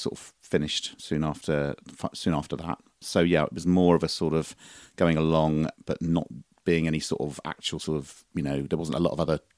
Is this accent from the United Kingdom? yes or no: yes; St Mary Cray, London, United Kingdom; also born or lived in Abbeywood; I was born in Abbeywood, but about the age of one, I moved to St. Mary Cray, which is very near Orpington. And I spent the first sort of 18 years of my life there.